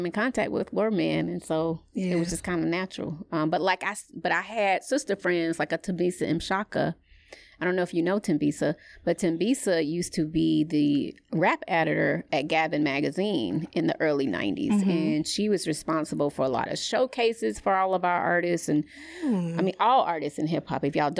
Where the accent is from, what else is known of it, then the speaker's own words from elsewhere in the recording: the South, United States; I'm from the South.